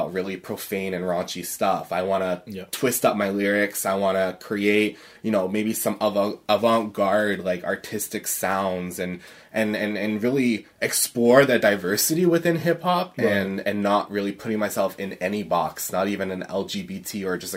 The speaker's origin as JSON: {"language": "English", "country": "Canada", "said": "I'm a Canadian"}